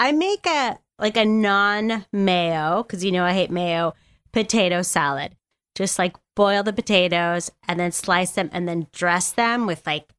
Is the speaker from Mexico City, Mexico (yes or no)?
no; Nuevo Laredo, Tamaulipas, Mexico; growing up in Nuevo Laredo